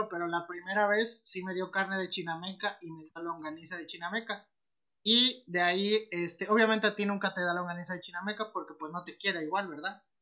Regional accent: Orizaba, Veracruz, Mexico; now in Amatlán, Mexico; en Orizaba, soy de Orizaba, pero yo vivo en Amatlán

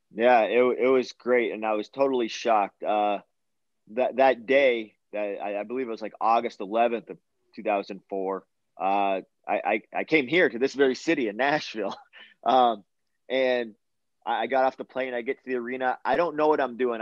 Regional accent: Canada; my home country of Canada

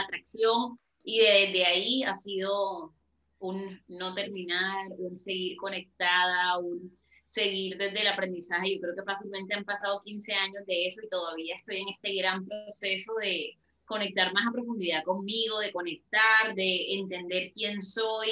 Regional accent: Barranquilla, Atlántico, Colombia; en Barranquilla, mi ciudad natal

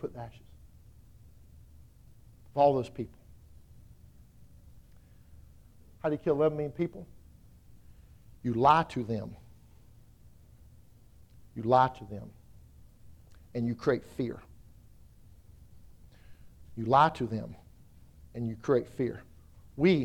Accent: South Carolina, United States; I'm from South Carolina

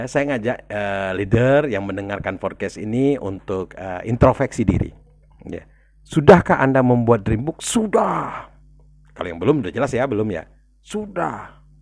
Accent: South Sumatra, Indonesia; kalau orang daerah ya atau kita kita semualah kita di Sumatera Selatan berpikir saya mau ke Jakarta deh mau lihat-lihat gitu loh

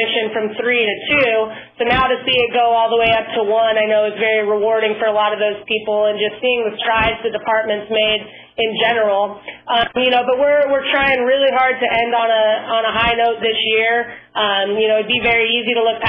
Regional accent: San Diego, California, United States; I'm originally from San Diego, too, so being able to stay local

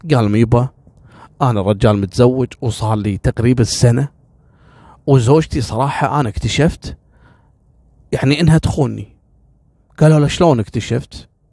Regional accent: Kuwait; احنا عندنا في الكويت

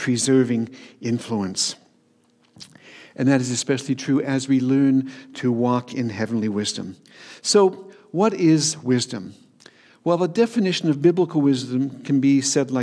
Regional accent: Hamilton, Ontario, Canada; also born or lived in Toronto; now in Dundas, Canada; I grew up in the Hamilton area and spent most of my working life in Hamilton

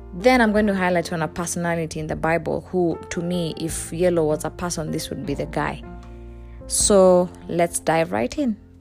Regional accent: Kenya; I'm Kenyan

